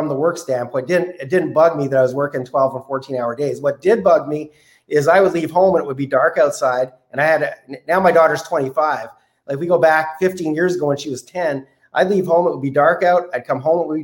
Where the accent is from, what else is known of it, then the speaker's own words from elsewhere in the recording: Canada; as a Canadian